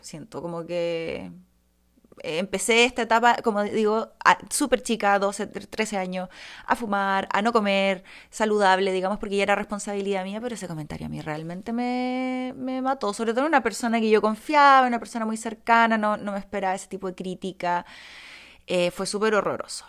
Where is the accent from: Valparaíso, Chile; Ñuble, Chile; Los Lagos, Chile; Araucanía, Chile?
Ñuble, Chile; Bulnes; also born or lived in Santiago; Yo me crié, en, yo nací en Santiago, pero me crié los primeros años en Bulnes, octava región